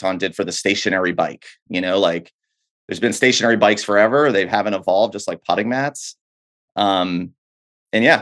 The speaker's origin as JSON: {"language": "English", "region": "New Hampshire", "country": "United States", "tie": "born or raised there", "said": "I grew up in New Hampshire"}